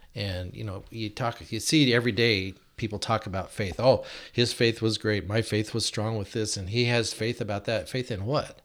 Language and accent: English; Yakima, Washington, United States; We moved to Yakima in nineteen sixty-two when I was seven years old because my dad started the Christian radio station